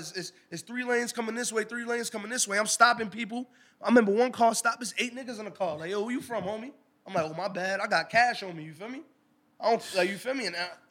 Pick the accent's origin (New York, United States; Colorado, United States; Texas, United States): New York, United States; New York City; I grew up in the concrete jungle. I'm from Harlem. I'm from the heart of all everything.